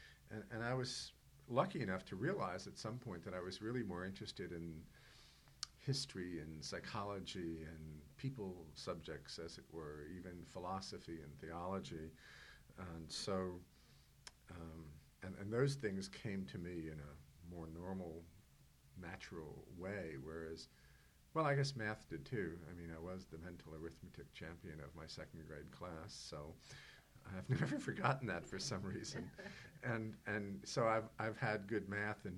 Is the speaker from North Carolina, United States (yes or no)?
no; New York City, New York, United States; moved away as an adult; now in Virginia, United States; I was born in New York City in the Grand Island of Manhattan many years ago